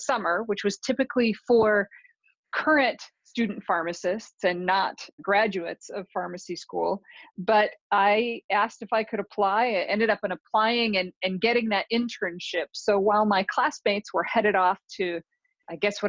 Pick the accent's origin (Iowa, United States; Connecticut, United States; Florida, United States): Iowa, United States; Sioux City; moved away; I am from Sioux City, Iowa, which is the northwest corner of Iowa, right next to South Dakota and Nebraska